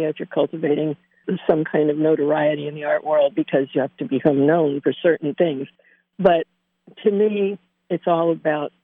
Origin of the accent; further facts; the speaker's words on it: Danville, United States; also born or lived in Bethlehem; I was born in Bethlehem, and we came up to Danville, Riverside, to help my grandfather